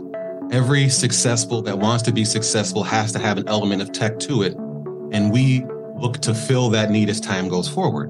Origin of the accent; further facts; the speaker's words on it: Milwaukee, Wisconsin, United States; now in Florida, United States; Originally from Milwaukee, Wisconsin. That's where I was born and bred